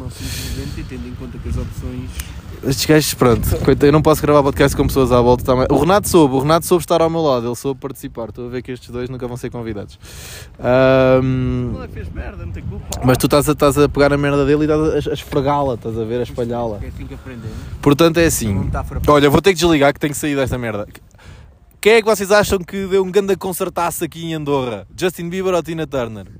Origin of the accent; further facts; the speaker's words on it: Portugal; somos portugueses pobres